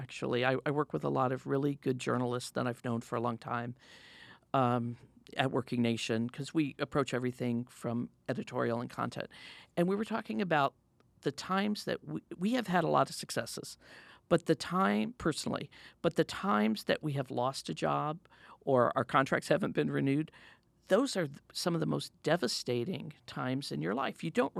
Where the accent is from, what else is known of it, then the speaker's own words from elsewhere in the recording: Midwest, United States; Yeah, I come from the Midwest, and my father worked in factories all his life. He made gears for the Apollo rockets. You know, it was a small company in Illinois.